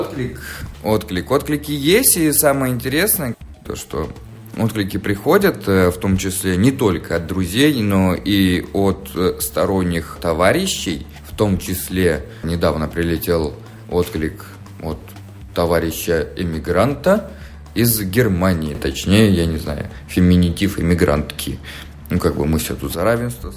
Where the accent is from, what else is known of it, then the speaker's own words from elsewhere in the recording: Fergana, Fergana Region, Uzbekistan; also born or lived in Moscow, Russia; now in Israel; Я родился в Узбекистане, в городе Ферганас, температуры плюс 40 меня не удивишь